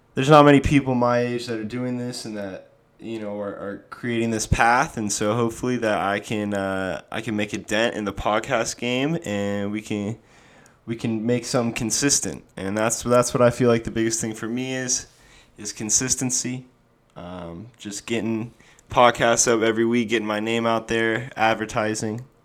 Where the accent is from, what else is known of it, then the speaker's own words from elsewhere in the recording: Sun Valley, Idaho, United States; moved away; also born or lived in Phoenix, Arizona / San Diego, California; I am from Sun Valley, Idaho, originally. I have lived in Phoenix, Arizona, and San Diego, California, as well